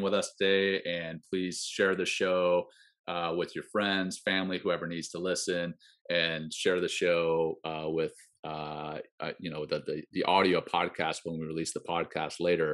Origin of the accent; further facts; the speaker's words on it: Ruston, Louisiana, United States; moved away as an adult; now in Colorado Springs, United States; my hometown of Ruston, Louisiana, where I grew up